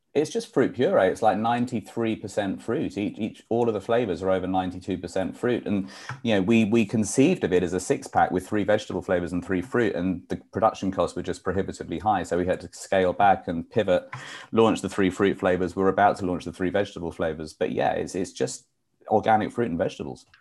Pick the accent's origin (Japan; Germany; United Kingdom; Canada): United Kingdom; moved away as an adult; now in New York, United States; I'm a New Yorker because I've been here for 23 years. But um, I'm originally from the UK.